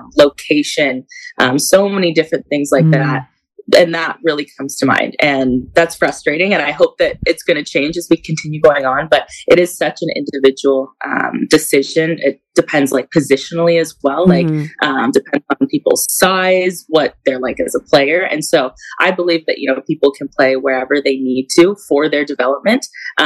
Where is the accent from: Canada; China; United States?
Canada; he wanted me to know how to skate, like, as a Canadian.